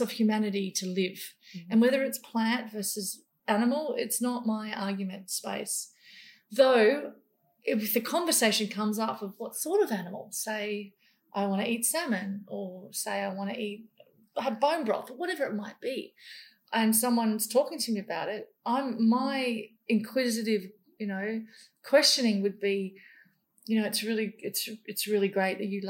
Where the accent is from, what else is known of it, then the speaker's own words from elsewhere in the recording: Papua New Guinea; moved away; also born or lived in Indonesia; I grew up in New Guinea killing animals.